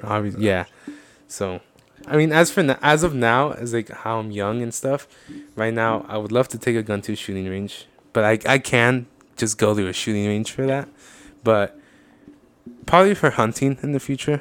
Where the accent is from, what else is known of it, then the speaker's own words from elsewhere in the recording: United States; I'm Mexican, but like realistically, I am American